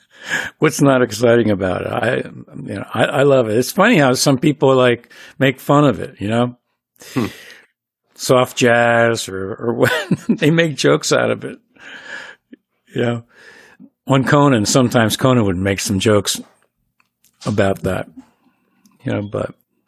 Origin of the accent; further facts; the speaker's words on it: Philadelphia, Pennsylvania, United States; Well, there was a lot of music. A lot of great music came out of Philly.